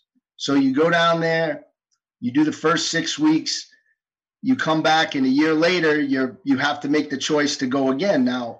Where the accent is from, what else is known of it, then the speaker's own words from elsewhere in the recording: New York City, New York, United States; also born or lived in Valdosta, Georgia; I was born and raised in New York City. Grew up in Manhattan, rode the subway to school every day. I mean, didn't own a car till I was 24. Yeah, I mean, I grew up in as urban an urban environment as you can get.